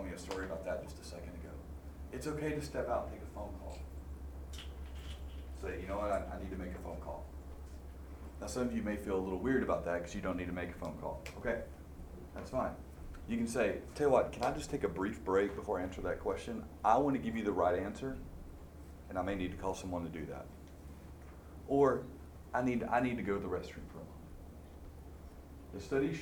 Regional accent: Arkansas, United States; I grew up in Arkansas

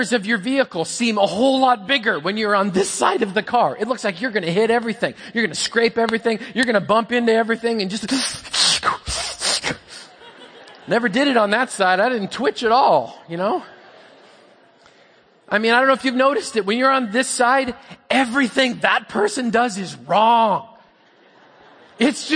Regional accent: Canada; I'm Canadian

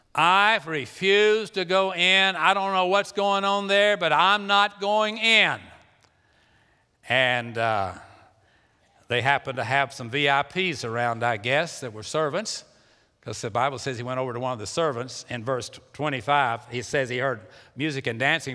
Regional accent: Pasadena, Texas, United States; I was born in Pasadena, Texas, and I was, uh, lived at four oh two Johnson Street

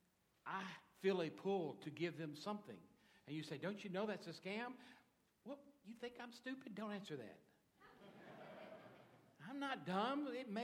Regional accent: Dallas, Texas, United States; I was born in Texas, Dallas, Texas, even better, though I've lived in the United States all of my life

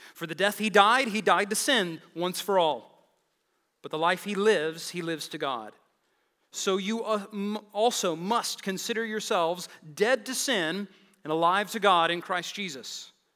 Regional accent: Lubbock, Texas, United States; I'm from the Lubbock, Texas area.

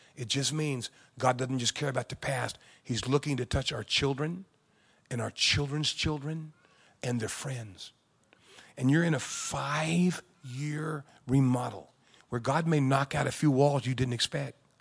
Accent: San Diego, California, United States; I grew up in California, in San Diego

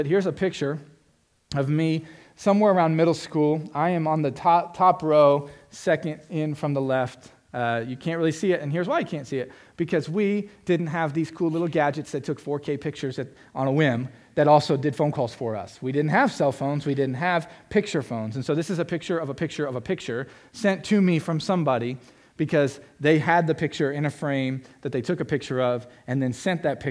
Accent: Florida, United States; I'm from Florida. It's flat, like Indiana

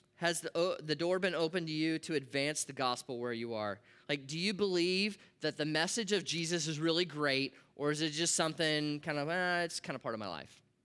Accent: Nebraska, United States; I grew up in Nebraska

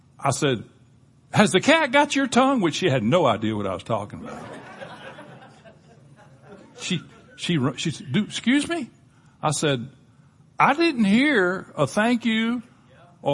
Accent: Panama City, Florida, United States; I grew up in Panama City, Florida

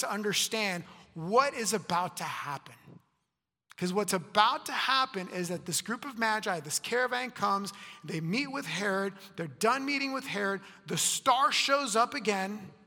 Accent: Puerto Rico; now in United States; I was born in Puerto Rico

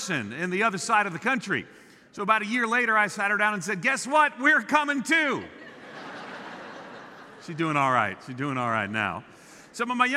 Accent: Long Island, New York, United States; moved away; I grew up on Long Island outside of New York City. I'm a New Yorker.

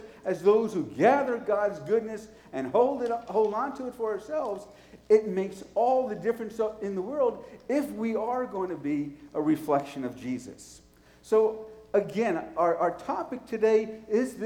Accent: New York City, New York, United States; moved away; also born or lived in Nashville; I was from New York City

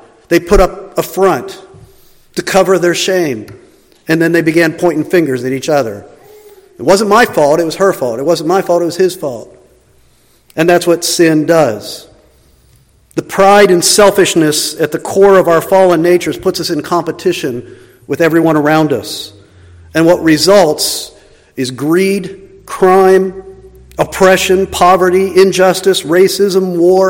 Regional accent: the East, United States; moved away; also born or lived in Kansas City; I'm from the East

